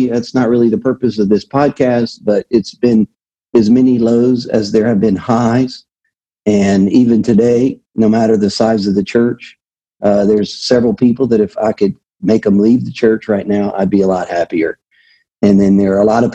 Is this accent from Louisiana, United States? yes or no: yes; Louisiana, United States; moved away as an adult; I am originally from Louisiana